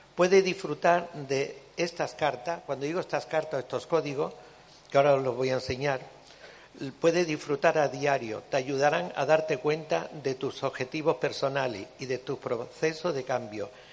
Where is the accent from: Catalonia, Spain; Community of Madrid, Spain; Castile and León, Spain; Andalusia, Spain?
Andalusia, Spain; Cádiz; yo además soy gaditana de Cádiz